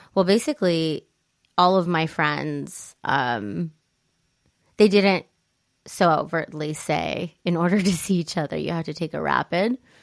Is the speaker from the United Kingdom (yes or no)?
no; Italy; now in United States; growing up in Italy